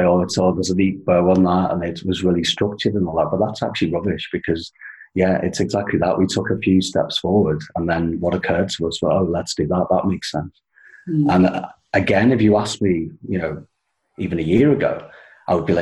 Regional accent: the Wirral, North West England, United Kingdom; moved away as an adult; also born or lived in United Arab Emirates; now in Berlin, Germany; I'm originally from the UK, from a little place called the Wirral

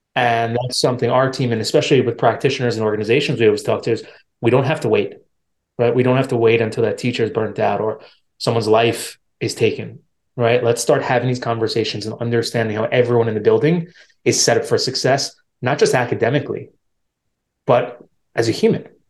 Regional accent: New York, United States; where I'm from, I'm from New York, so it's a big city

